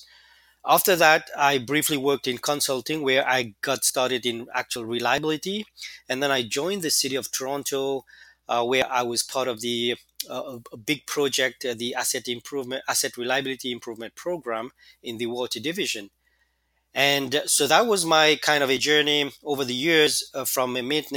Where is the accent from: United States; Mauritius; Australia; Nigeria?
Mauritius; moved away as an adult; back in my home country, which is the Republic of Mauritius